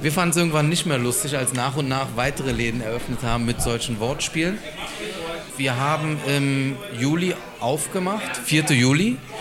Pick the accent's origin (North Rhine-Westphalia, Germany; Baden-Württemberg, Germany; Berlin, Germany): Berlin, Germany; gebürtiger Berliner, ja, aus Berlin-Neukölln